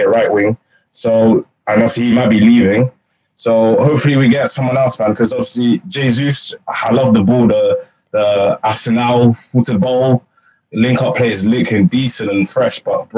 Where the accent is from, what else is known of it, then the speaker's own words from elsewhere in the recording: Montpellier, Occitania, France; I'm from France, yeah. So I'm from Montpellier